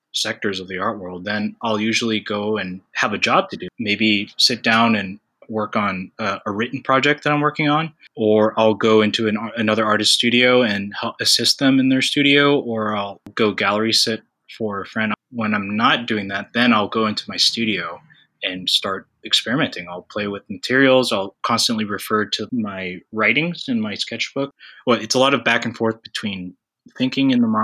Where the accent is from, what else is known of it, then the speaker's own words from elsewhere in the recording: United States; my identity as a Filipino-American